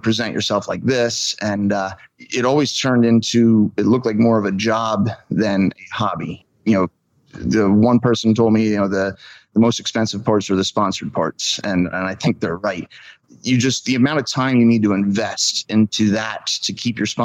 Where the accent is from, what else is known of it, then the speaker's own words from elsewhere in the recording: Klingerstown Valley, Pennsylvania, United States; I've been born and raised in the Clingerstown Valley